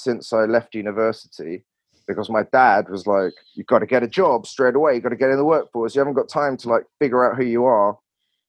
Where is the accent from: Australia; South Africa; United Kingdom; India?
United Kingdom; England; accent: English; moved away as an adult; also born or lived in Barcelona, Spain / Washington, DC, United States; wasn't allowed to use my language skills like humor, sarcasm, nuance, all of that sort of stuff in the way that I used to in England